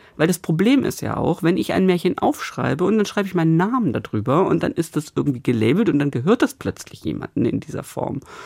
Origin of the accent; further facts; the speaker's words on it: Stuttgart, Baden-Württemberg, Germany; now in Bremen, Germany; in meiner Heimat, in Stuttgart und zwar tatsächlich lustigerweise, ich komme aus Stuttgart-Obertürkheim